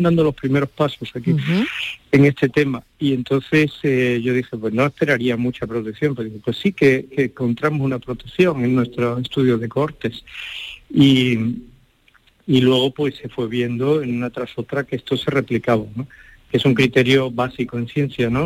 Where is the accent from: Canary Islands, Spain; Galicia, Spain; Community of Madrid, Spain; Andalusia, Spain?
Andalusia, Spain; Málaga; accent: Andalusian; moved away as an adult; now in Pamplona, Spain; yo me siento siempre malagueño como soy y muy andaluz. Eh, mis alumnos lo notan en el modo de hablar, en todo